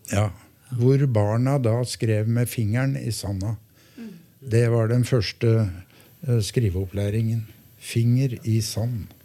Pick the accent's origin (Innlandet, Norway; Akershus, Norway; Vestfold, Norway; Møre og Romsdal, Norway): Innlandet, Norway; Gjøvik; now in Hamar, Norway; jeg hadde min barndom på godsida, jeg. Ja. Jeg er jo fra Gjøvik.